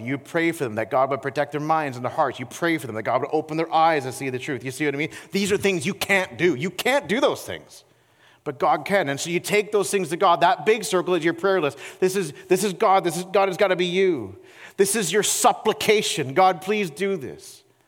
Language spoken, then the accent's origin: English; Peterborough, Ontario, Canada; my hometown of Peterborough, Ontario